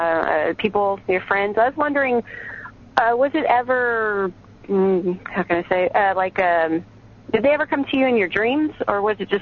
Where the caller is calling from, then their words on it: Oregon, United States; I'm calling from Oregon.